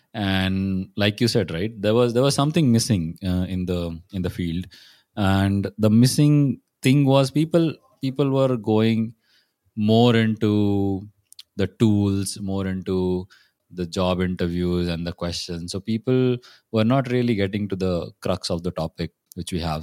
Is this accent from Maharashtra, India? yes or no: yes; Pune, Maharashtra, India; I'm from Pune